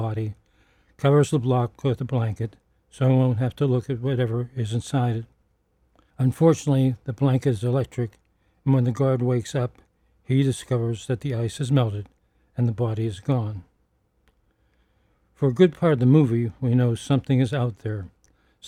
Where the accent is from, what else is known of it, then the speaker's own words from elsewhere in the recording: Pittsburgh, Pennsylvania, United States; When I was growing up in Pittsburgh, there were four movie houses on my working class South Side